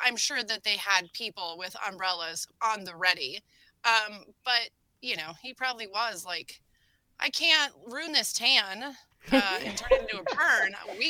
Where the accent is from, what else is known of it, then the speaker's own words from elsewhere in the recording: Iowa, United States; hey guys, I'm from Iowa.